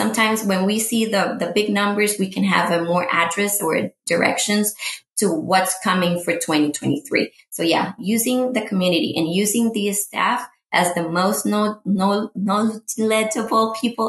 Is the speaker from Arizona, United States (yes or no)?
no; San Jose, California, United States; I am, and as I always say to them, I am from San Jose.